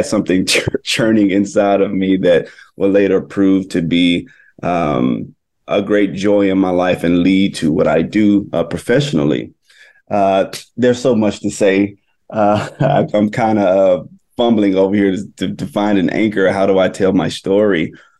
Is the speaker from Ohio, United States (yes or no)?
no; Itta Bena, Mississippi, United States; now in New York, United States; I grew up in Itobina, Mississippi, which is a small little town in the Mississippi Delta. My father is a minister and pastor there in the Delta. And so I grew up around church